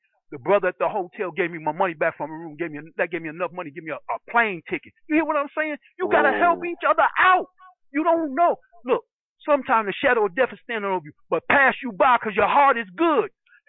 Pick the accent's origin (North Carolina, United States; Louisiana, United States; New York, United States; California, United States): New York, United States; New York City; I said, I was raised in Brooklyn.